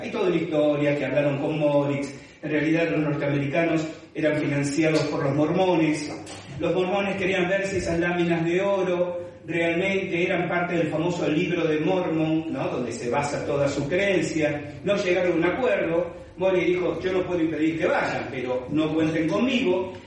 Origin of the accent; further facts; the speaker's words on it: Buenos Aires, Argentina; moved away as an adult; now in Paraná, Argentina; yo soy oriundo de Buenos Aires, pero vivo en Paraná desde el año 1989